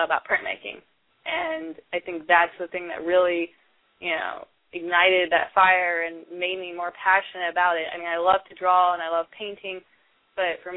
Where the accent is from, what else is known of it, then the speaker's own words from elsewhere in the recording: the South, United States; moved away as an adult; also born or lived in Indiana; now in San Diego, United States; I was born in the South, and my family has the Southern hospitality. Growing up, my grandparents had a farm